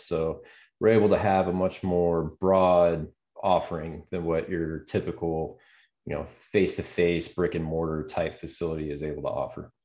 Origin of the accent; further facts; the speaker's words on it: Atlanta, Georgia, United States; moved away; also born or lived in Arizona; I grew up out of just outside Atlanta and went to Arizona State University